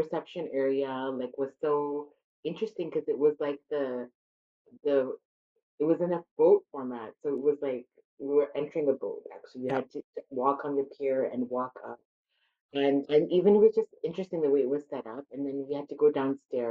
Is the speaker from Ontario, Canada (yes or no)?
no; Alberta, Canada; my parents are from India and I was born and raised in Canada